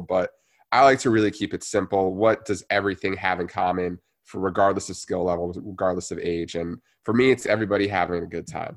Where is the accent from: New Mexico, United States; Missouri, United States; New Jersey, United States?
New Jersey, United States; I grew up in New Jersey, born and raised there